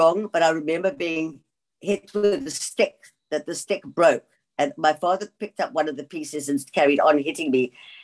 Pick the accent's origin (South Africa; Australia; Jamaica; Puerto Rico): South Africa; also born or lived in England / George, South Africa; we came to South Africa from England when I was 7 years old